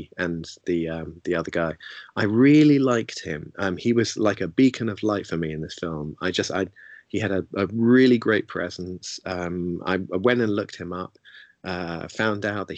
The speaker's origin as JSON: {"language": "English", "region": "London", "country": "United Kingdom", "tie": "born or raised there", "said": "as someone who grew up in London"}